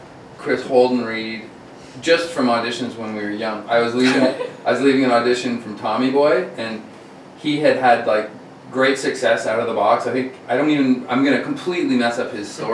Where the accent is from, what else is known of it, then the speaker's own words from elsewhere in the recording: Cornwall, Ontario, Canada; moved away; also born or lived in Montreal; I was born in Cornwall, Ontario.